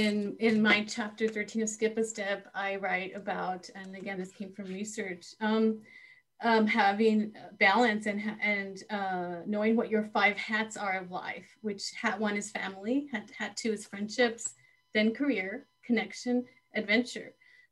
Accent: Texas, United States; What a pleasure to come to you in Texas, you, from California, Texas, my home state.

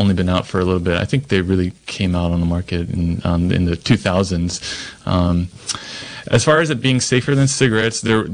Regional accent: Hawaii, United States; moved away as an adult; now in Ukiah, United States; I am originally from Hawaii and went to school up there

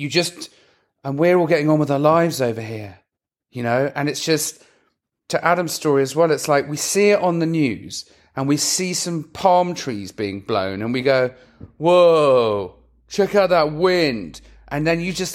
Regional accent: England, United Kingdom; I'm English

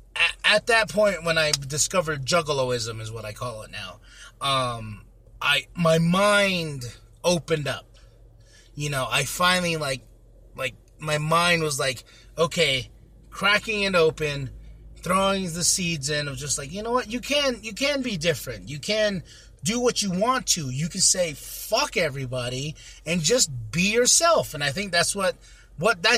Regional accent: Shiprock, New Mexico, United States; I was born and raised in Shiprock, New Mexico, a little town on the reservation.

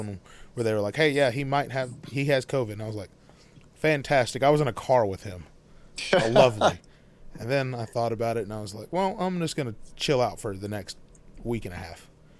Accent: Texas, United States; I'm from Texas.

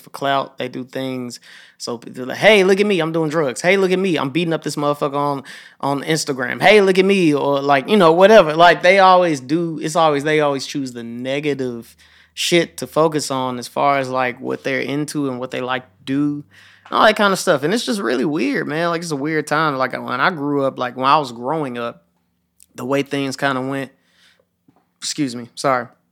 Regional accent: Memphis, Tennessee, United States; I grew up in Hickory Hill, and I watched my whole neighborhood change

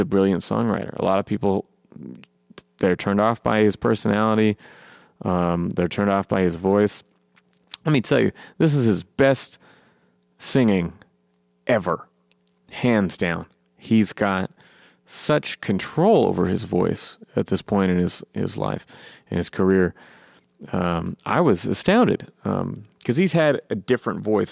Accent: Eugene, Oregon, United States; my hometown, Eugene

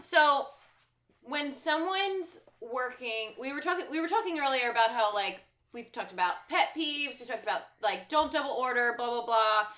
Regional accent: Baltimore, Maryland, United States; we're from Baltimore

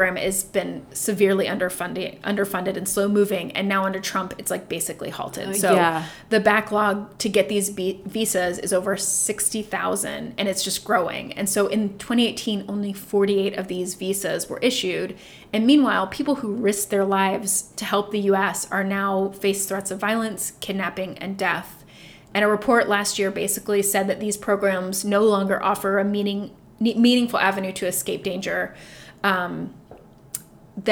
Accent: Dayton, Ohio, United States; I'm from Dayton, Ohio

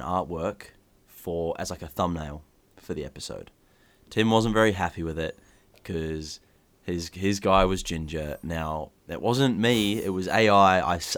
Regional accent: New Zealand; also born or lived in Australia; now in England; growing up in New Zealand, living in Australia, now moving to England.

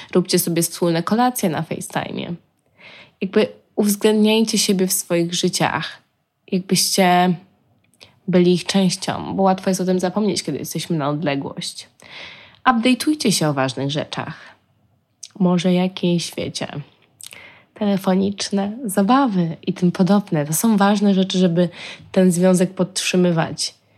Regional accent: Poland; jesteś sama, Polką, za granicą

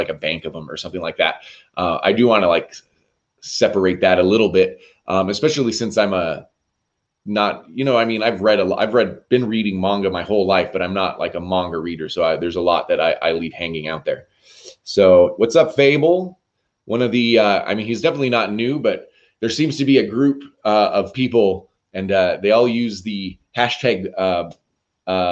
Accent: United States; we're American

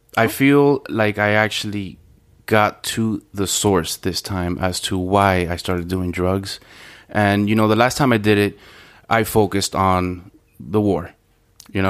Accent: Miami, Florida, United States; I'm from Miami, uh, from Little Havana, and um, not the best of neighborhoods.

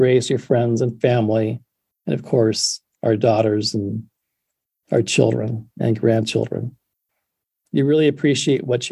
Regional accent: West Michigan, United States; I grew up on West Michigan.

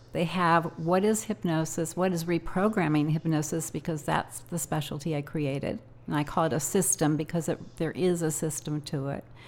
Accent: Evanston, Illinois, United States; moved away as an adult; also born or lived in Ohio / New Jersey; I was raised in Evanston, Illinois

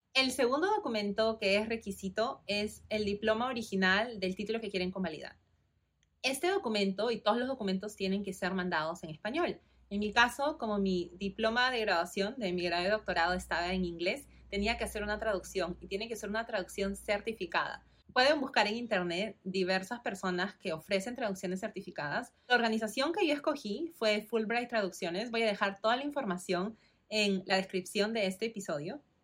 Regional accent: Lima, Peru; moved away as an adult; also born or lived in California, United States; nací y crecí en Perú, en Lima

